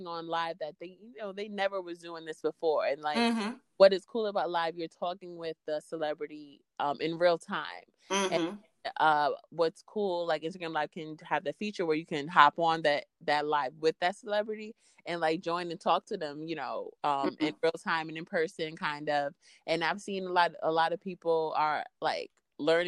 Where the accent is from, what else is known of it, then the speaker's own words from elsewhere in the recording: New York City, New York, United States; I'm from Queens, but I record in Brooklyn